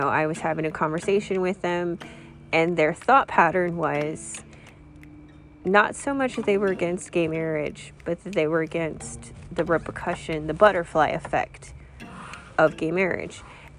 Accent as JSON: {"language": "English", "region": "California", "country": "United States", "tie": "born or raised there", "said": "So for me, growing up in California, that's what I've learned."}